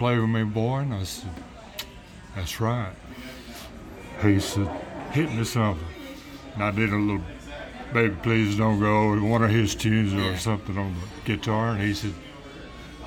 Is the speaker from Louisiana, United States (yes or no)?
yes; Louisiana, United States; also born or lived in Georgia; I lived on a cotton farm with my dad and mom and older brother and five sisters.